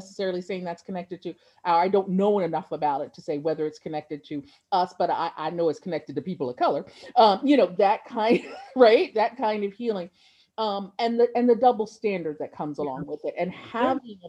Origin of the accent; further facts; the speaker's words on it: Ocean City, New Jersey, United States; I grew up in Ocean City, New Jersey